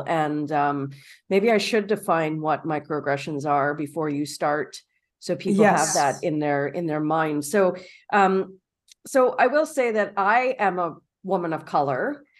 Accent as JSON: {"language": "English", "town": "Toronto", "region": "Ontario", "country": "Canada", "tie": "born or raised there", "said": "And I'm born and raised in Toronto."}